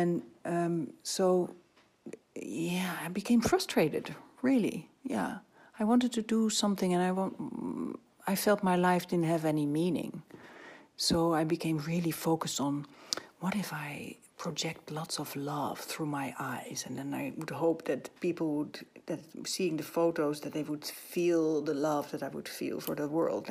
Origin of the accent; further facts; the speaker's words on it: Netherlands; I'm from Holland, and Dutch people are very down to earth